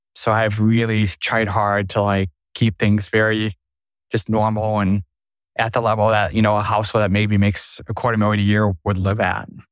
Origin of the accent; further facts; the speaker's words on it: Sioux Falls, South Dakota, United States; in my hometown, it's Sioux Falls